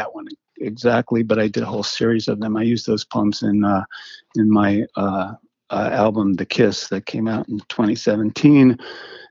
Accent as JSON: {"language": "English", "town": "Berkeley", "region": "California", "country": "United States", "tie": "born or raised there", "also_born_or_lived": "Manhattan, New York", "said": "I grew up in Berkeley basically"}